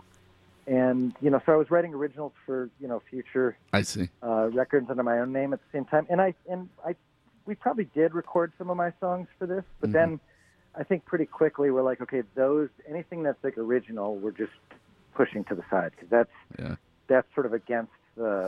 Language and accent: English; Midwest, United States; moved away; also born or lived in Bay Area, California; I grew up in the Midwest, you know, in the 80s